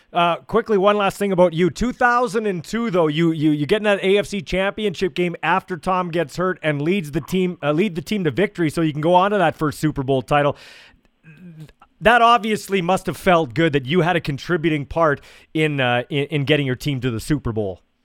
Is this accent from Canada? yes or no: yes; Canada; I grew up here in Canada